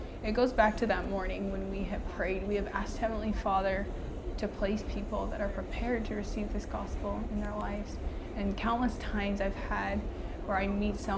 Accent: Utah, United States; moved away as an adult; now in Brooklyn, United States; I've grown up in Utah my whole life

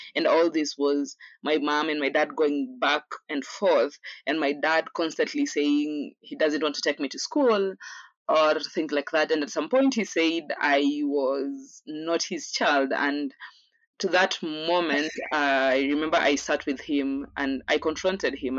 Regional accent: Kenya; also born or lived in Mombasa / Nairobi / Taita; I was born in a city called Mombasa in Kenya, raised in partly Nairobi, Mombasa, and in bits and par- in parts and bits uh, in my hometown, which is Taita.

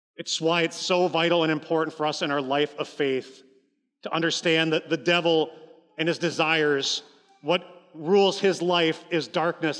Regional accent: Columbus, Ohio, United States; now in Appleton, United States; I grew up in Columbus, Ohio.

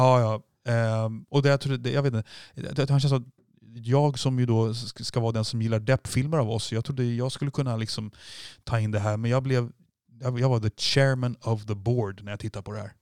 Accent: Sweden; vi är svenskar

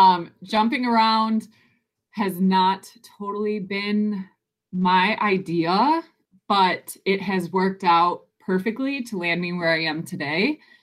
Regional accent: Detroit, Michigan, United States; born or raised there

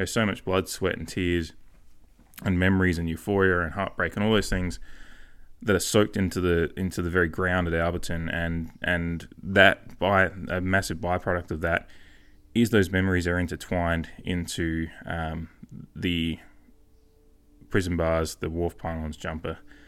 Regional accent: Port Adelaide, South Australia, Australia; You know, but we are from Port Adelaide.

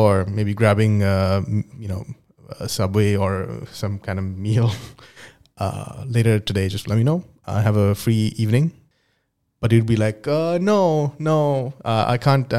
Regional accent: Dubai, United Arab Emirates; moved away as an adult; also born or lived in India / United Kingdom; I'm originally from India, but I grew up in Dubai

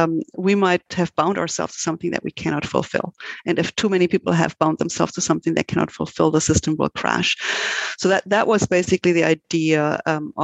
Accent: Germany; moved away as an adult; now in United States; I'm originally from Germany, and actually I did study law in Germany

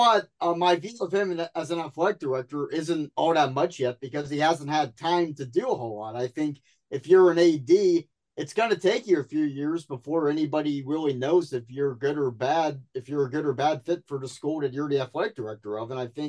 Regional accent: Pittsburgh, Pennsylvania, United States; Heinz Field in my hometown of Pittsburgh

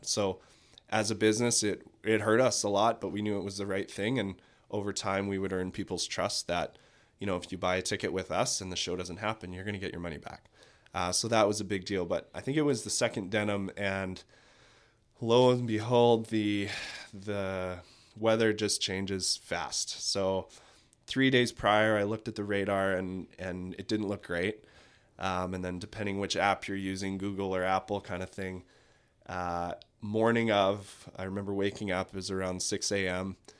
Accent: Manitoba, Canada; now in Kelowna, Canada; then was back to Brandon, so I'm from Manitoba.

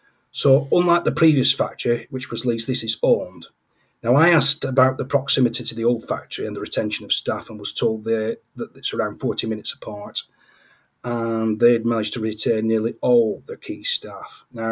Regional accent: United Kingdom; Yes, being British, it's easy to assume that the whole world enjoys, you know, a nice cup of tea.

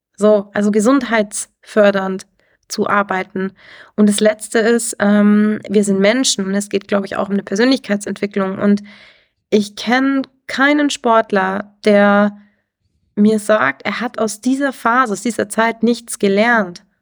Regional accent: Garmisch-Partenkirchen, Bavaria, Germany; Ich komme aus dem Ski Freestyle, also bin ein Kind der Berge, bin ja hier aufgewachsen

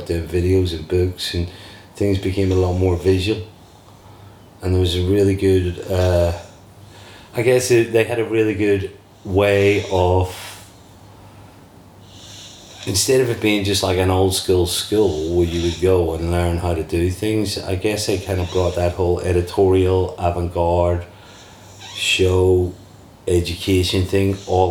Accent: Belfast, Northern Ireland, United Kingdom; moved away; I'm from Belfast originally

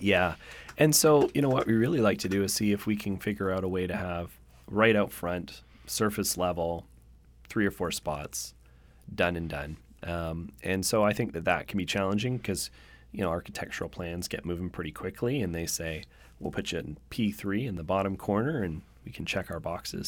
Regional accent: Victoria, British Columbia, Canada; now in Vancouver, Canada; I grew up in Victoria, and when I grew up in Victoria

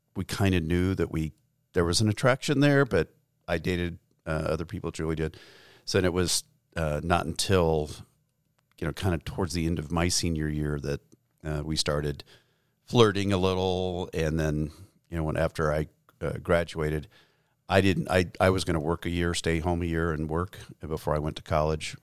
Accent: Gallup, New Mexico, United States; we grew up in Gallup, New Mexico, which is a small town on what used to be Route sixty-six

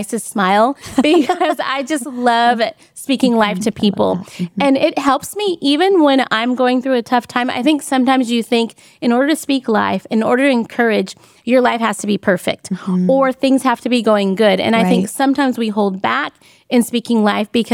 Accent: California, United States; I was born in California

